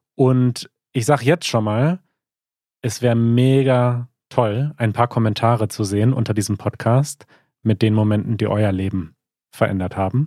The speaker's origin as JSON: {"language": "German", "country": "Germany", "tie": "born or raised there", "first_language": "German", "said": "ich bin ja voll in Deutschland aufgewachsen, deutschsprachig aufgewachsen, bin in Deutschland zur Schule gegangen."}